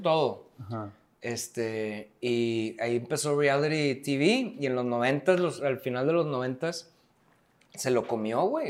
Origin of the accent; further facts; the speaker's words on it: Mexico; como somos los mexicanos